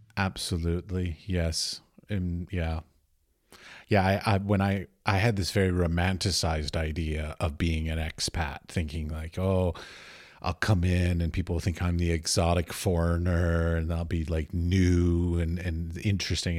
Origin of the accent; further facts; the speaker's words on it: United States; moved away as an adult; now in Europe; I was raised in America and I moved away